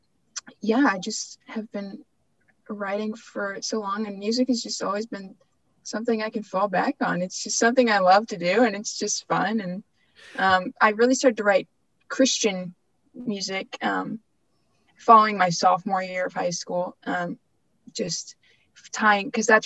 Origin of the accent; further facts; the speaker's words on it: Dayton, Ohio, United States; I grew up in Dayton.